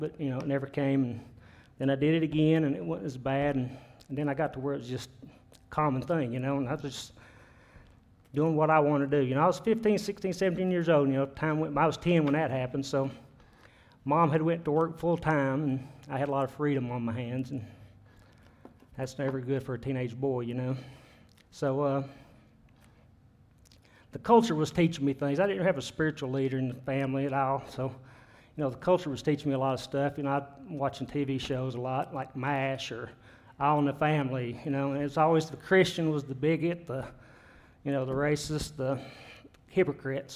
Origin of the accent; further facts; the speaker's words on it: United States; I was born and raised here in Jefferson County.